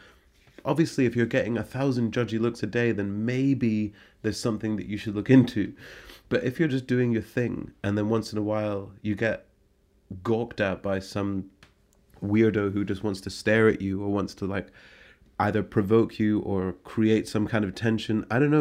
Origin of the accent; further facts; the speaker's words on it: Scotland, United Kingdom; it's an attitude in the city within which I grew up in Scotland.